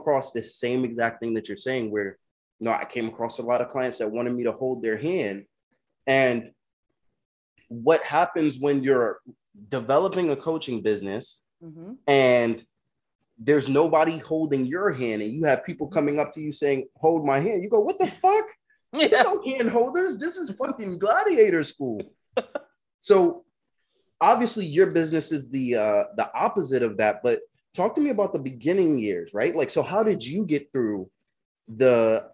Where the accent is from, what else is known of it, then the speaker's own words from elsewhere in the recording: United States; also born or lived in California; as an American